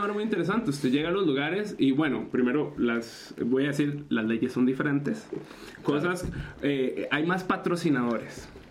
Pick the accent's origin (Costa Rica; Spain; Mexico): Costa Rica; todos los ticos dentro y fuera del país